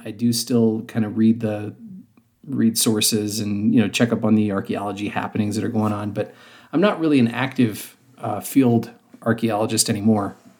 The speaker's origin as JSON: {"language": "English", "region": "Western Ohio", "country": "United States", "accent": "hard R's", "moved": "yes", "said": "I'm originally from Ohio, and the area of Ohio, I'm from Western Ohio, and so, um, I had very, very hard R's in my, my normal speech"}